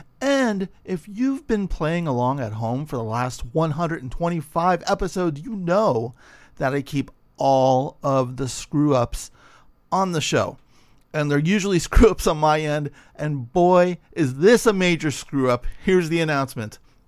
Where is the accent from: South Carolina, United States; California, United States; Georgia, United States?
California, United States; San Francisco; now in Los Angeles, United States; Because I'm relatively new to Los Angeles. I grew up in San Francisco.